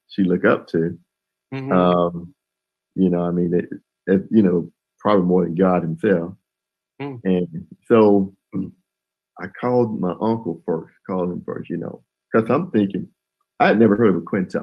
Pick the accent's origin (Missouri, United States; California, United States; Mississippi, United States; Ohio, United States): Mississippi, United States; Columbus; moved away as an adult; also born or lived in Memphis, Tennessee; my hometown, Columbus